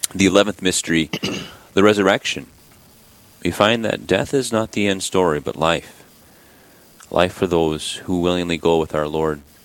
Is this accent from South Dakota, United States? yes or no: yes; Sisseton, South Dakota, United States; I grew up in Sisseton, South Dakota